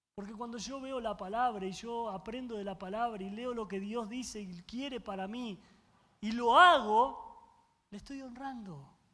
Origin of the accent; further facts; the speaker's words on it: Argentina; yo soy argentino y los argentinos comemos carne